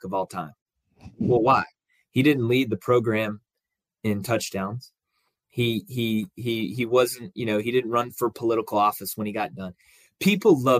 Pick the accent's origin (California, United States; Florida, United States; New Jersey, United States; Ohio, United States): Florida, United States; Jacksonville; moved away; I grew up in Jacksonville. I'm only 4 hours south of here